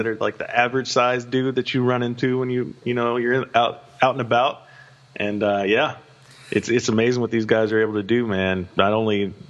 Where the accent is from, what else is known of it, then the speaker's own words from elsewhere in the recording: hometown where UFC 228 is held, Texas, United States; yes, another event in my hometown. I don't have to fly anywhere, I don't have to book a hotel, I can just get on the tollway and drive 15 minutes south and I'm there.